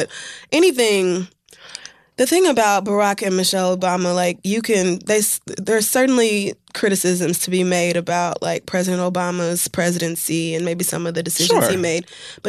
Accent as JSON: {"language": "English", "region": "Oklahoma", "country": "United States", "tie": "born or raised there", "said": "I grew up in Oklahoma"}